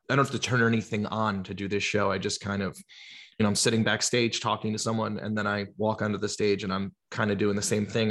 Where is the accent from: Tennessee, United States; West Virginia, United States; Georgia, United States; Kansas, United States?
Georgia, United States; also born or lived in New Jersey; I'm from New Jersey originally. I, I grew up in Georgia, but I lived in New Jersey, um, when I was a little kid